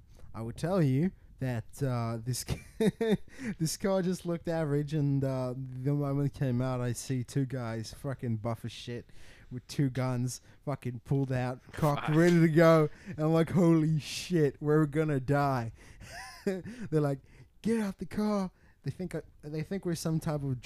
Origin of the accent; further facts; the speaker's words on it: South Africa; moved away; I grew up in South Africa